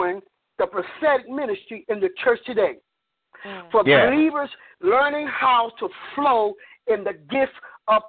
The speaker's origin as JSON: {"language": "English", "region": "Connecticut", "country": "United States", "moved": "as an adult", "lives_now": "Durham, United States", "said": "I live in Durham, North Carolina. I've only been here 6 years. I'm originally from Connecticut"}